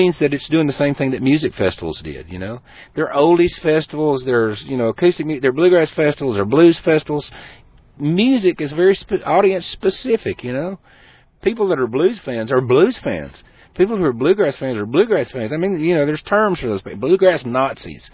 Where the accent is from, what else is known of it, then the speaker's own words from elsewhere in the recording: Eastern Tennessee, Western North Carolina, United States; I come from Western North Carolina, Eastern Tennessee